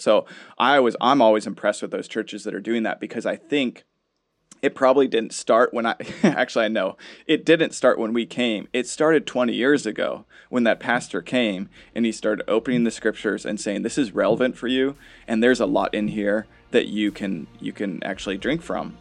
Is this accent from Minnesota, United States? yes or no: yes; Minnesota, United States; We grew up in Minnesota